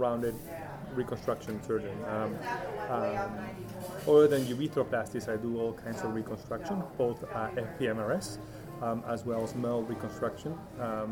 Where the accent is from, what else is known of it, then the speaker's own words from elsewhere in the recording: Arequipa, Peru; moved away as an adult; also born or lived in Chicago, United States; now in Seattle, United States; I'm born and raised in Peru, moved here back in the 1990s for college